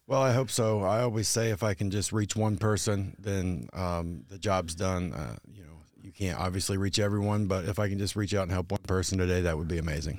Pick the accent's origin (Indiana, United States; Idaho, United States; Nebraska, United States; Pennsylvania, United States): Indiana, United States; Hartford City; moved away as an adult; now in Anderson, United States; I'm not originally from Anderson. I'm a transplant, um, originally from Hartford City